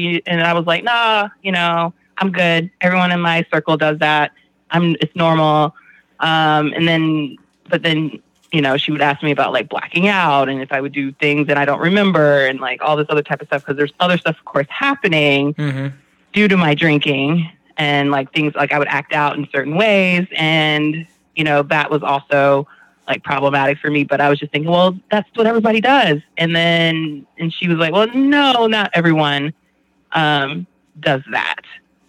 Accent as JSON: {"language": "English", "town": "Glen Burnie", "region": "Maryland", "country": "United States", "tie": "born or raised there", "also_born_or_lived": "Georgia / Germany", "said": "I was born in Georgia, actually. I'm a military kid. So I spent a lot of my time growing up between Glen Burnie, Maryland, as you guys have given the shout out to Glen Burnie, GB, as well as Germany."}